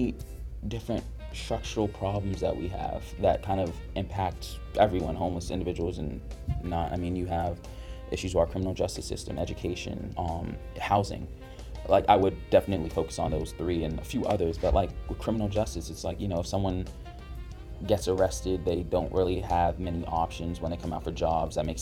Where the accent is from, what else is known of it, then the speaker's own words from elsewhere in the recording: Boston, Massachusetts, United States; I grew up in Dorchester